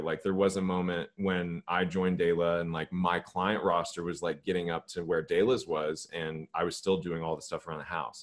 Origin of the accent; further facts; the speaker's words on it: Los Angeles, California, United States; moved away; also born or lived in Georgia; I grew up in Los Angeles